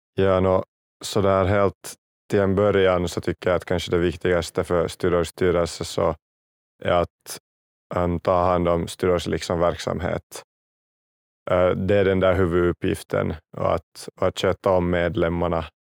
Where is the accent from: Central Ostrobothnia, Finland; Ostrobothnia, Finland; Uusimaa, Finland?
Uusimaa, Finland; Kauniainen; jag kommer från, från Grankulla